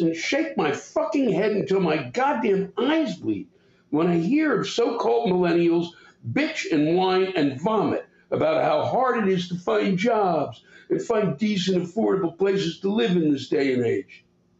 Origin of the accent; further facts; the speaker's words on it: Canada; I am Canadian, after all